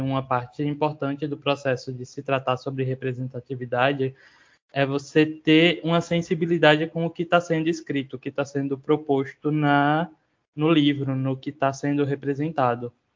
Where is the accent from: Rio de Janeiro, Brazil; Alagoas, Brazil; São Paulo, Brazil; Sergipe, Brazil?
Sergipe, Brazil; sou autor, designer e ilustrador sergipano